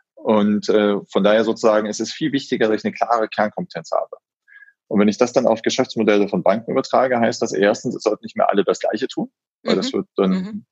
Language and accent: German; Solingen, North Rhine-Westphalia, Germany; moved away; also born or lived in Frankfurt; Ich komme ganz gebürtig aus Solingen, mhm. also die mhm. Messerstadt. Mhm. Und äh, bin da auch aufgewachsen